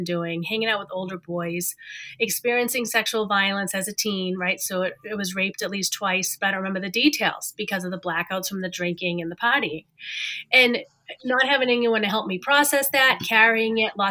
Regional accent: Massachusetts, United States; I grew up in Massachusetts

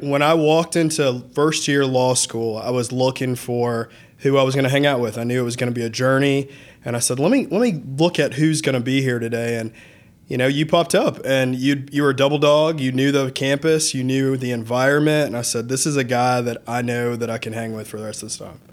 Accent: Lilburn, Georgia, United States; also born or lived in Atlanta, Georgia / Nashville, Tennessee / Athens, Georgia; I grew up in Lilburn, you know, I was born in Atlanta

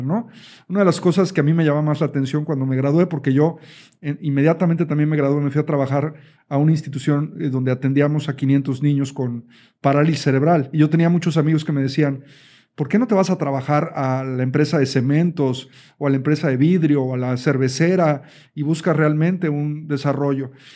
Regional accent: Mexico; como decimos en México

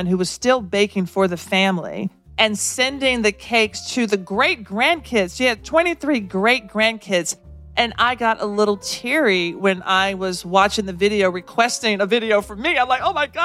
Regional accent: the South, United States; now in New York City, United States; as a Southerner in New York City

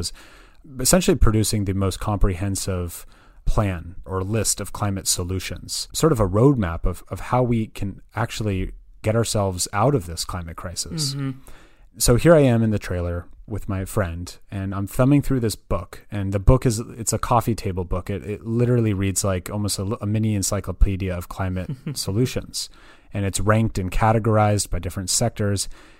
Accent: Berkeley, California, United States; I was born and raised in the Bay Area. So I'm actually originally from Berkeley, California, probably known best for its university.

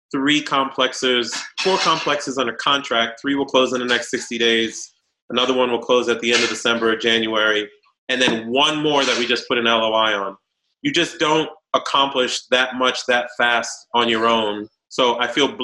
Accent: Boston, Massachusetts, United States; moved away as an adult; also born or lived in New York / Haiti (family) / Virginia; I was born in New York, raised in Boston

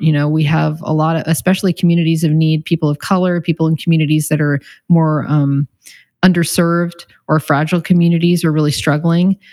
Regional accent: Encinitas, California, United States; I grew up here in Encinitas, so kind of a hometown girl.

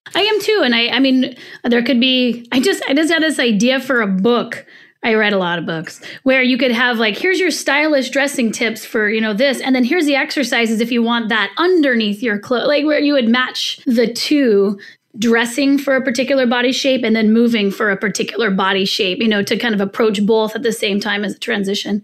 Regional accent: California, United States; I'm from the West Coast, I was born in California

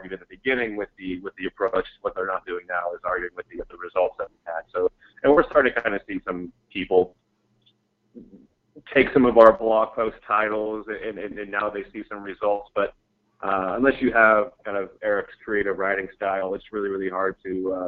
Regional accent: Mesa, Arizona, United States; moved away; also born or lived in San Diego; We're actually both from Arizona. I was born in Mesa

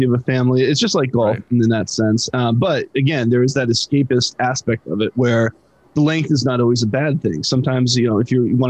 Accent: United States

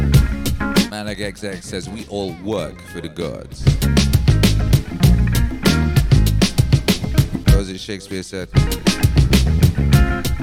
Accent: Wales, United Kingdom; now in Dripping Springs, United States; growing up in Wales

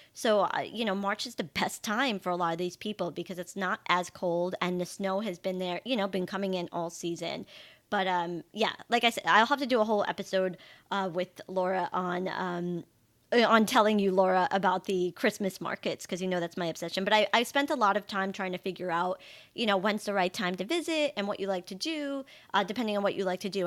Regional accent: Long Island, New York, United States; moved away as an adult; also born or lived in Florence, Italy / Amalfi Coast, Italy; now in Italy; I grew up on Long Island, not in New York City

